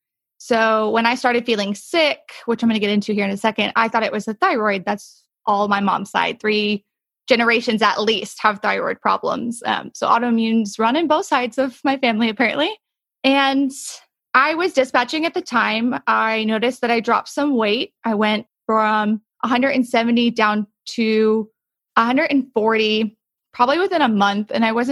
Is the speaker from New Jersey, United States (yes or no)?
yes; New Jersey, United States; born there; now in Texas, United States; I was born in New Jersey. I didn't live there for too long. I'm a military brat. That's what brought me to Texas